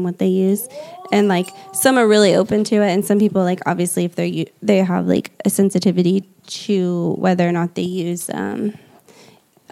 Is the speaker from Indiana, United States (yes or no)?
yes; Indiana, United States; moved away as an adult; also born or lived in California; I'm from Indiana. Like I literally was probably smoked out with like Roundup because I'm surrounded by farm where I grew up